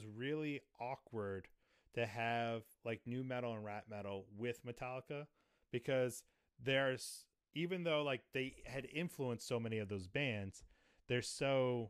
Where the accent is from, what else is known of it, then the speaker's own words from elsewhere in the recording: New England, United States; I grew up I grew up in New England, where they're from.